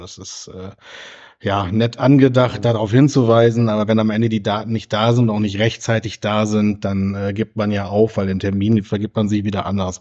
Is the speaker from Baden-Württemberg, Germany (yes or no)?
no; Großheide, Lower Saxony, Germany; moved away; also born or lived in Wilhelmshaven; in meiner Heimat